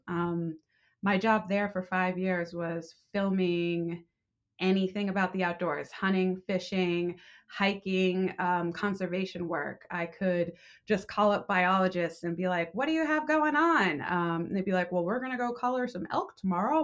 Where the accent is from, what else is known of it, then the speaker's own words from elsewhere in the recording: Vermont, United States; moved away as an adult; also born or lived in Boston / Los Angeles; growing up in Vermont, all I wanted to do was get out and go to the big city